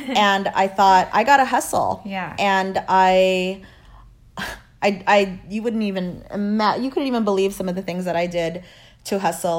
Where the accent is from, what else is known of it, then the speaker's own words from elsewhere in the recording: Los Angeles, California, United States; also born or lived in Lian, Batangas, Philippines / Oakland, California; I was raised in Los Angeles.